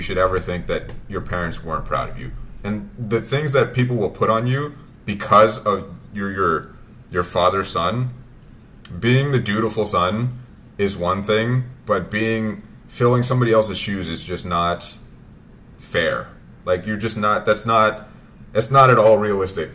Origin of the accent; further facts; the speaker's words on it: United States; My parents came over from Vietnam. But we grew up in America